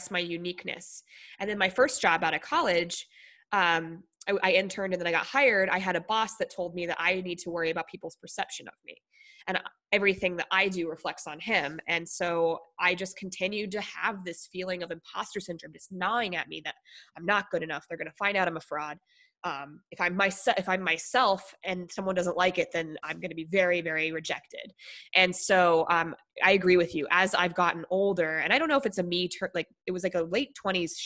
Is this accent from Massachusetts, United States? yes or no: no; Colorado, United States; also born or lived in Minnesota / Niwot, Colorado / Greeley, Colorado / Denver, Colorado; I was born in Minnesota, and then my dad's job took us to Colorado